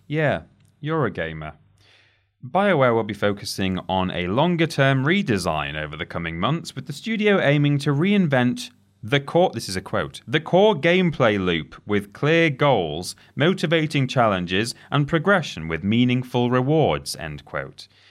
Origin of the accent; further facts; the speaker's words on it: England, United Kingdom; We are English.